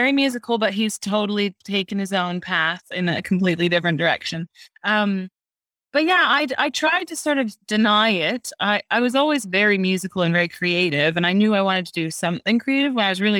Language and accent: English; Canada; moved away; So I am from Canada, but I've lived here for just over 9 years.